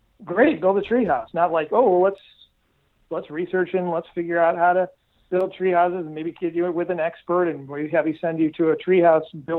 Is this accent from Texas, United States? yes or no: no; Detroit, Michigan, United States; I grew up in suburban Detroit